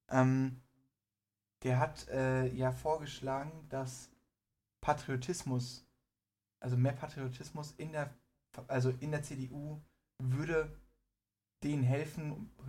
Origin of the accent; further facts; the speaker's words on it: Iran; ich bin Iraner, ich bin stolz auf mein Land an sich.